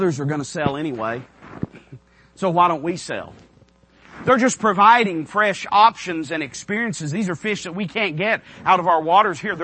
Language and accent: English; United States; as an American citizen